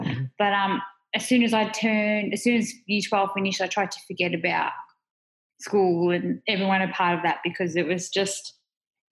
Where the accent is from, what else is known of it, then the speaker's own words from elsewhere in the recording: Melbourne, Victoria, Australia; I grew up in Melbourne. Mm-hmm. We started off in Melton, like that's in the western suburbs of Victoria. Yep. And my family moved to Coburg, and I've lived in the city ever since